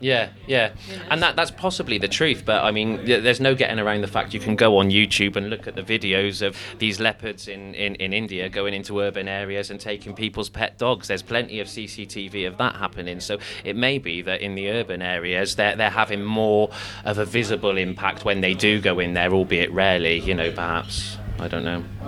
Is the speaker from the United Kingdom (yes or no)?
yes; Stroud, South West England, United Kingdom; my youth in, in in Stroud, growing up in the Stroud Valley